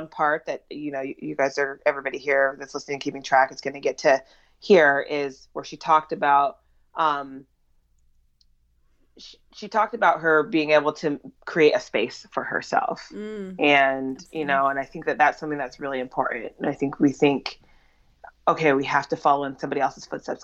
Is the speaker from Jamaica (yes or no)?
yes; Jamaica; I am Jamaican